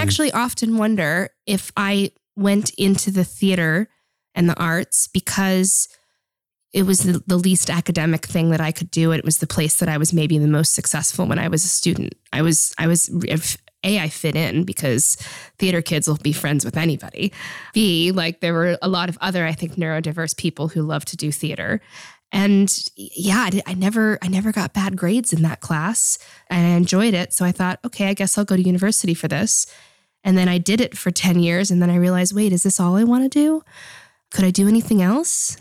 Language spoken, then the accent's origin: English; Boston, Massachusetts, United States; moved away as an adult; now in Netherlands; I was born in Boston, Massachusetts, and grew up all of my um, childhood and most of my adult life actually in the US.